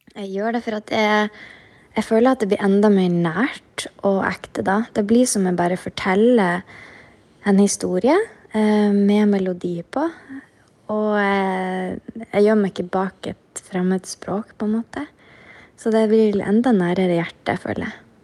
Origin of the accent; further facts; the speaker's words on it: Mosjøen, Nordland, Norway; accent: Mosjøen dialect; det er nå den dialekta jeg har lært å snakke da jeg lærte å prate.